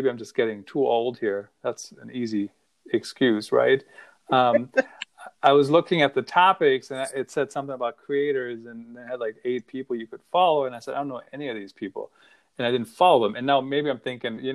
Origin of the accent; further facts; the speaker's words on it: Germany; accent: German; that's my German accent